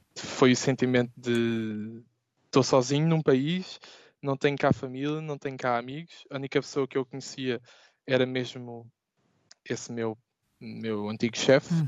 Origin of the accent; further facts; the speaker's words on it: Portugal; moved away as an adult; now in Amsterdam, Netherlands; Eu gostaria de voltar a Portugal